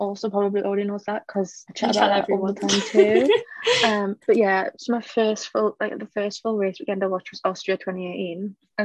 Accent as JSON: {"language": "English", "region": "England", "country": "United Kingdom", "said": "we're both from England"}